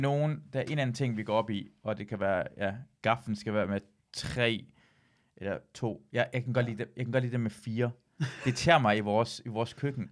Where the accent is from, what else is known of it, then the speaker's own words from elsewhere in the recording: Iran; jeg er iraner